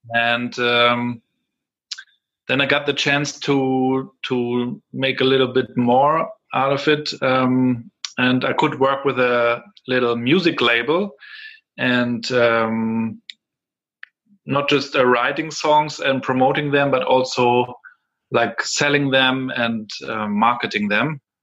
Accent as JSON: {"language": "English", "town": "Rostock", "region": "Mecklenburg-Vorpommern", "country": "Germany", "tie": "born or raised there", "second_language": "English", "said": "I'm from Rostock here. Um, was raised here uh, at the Baltic Sea."}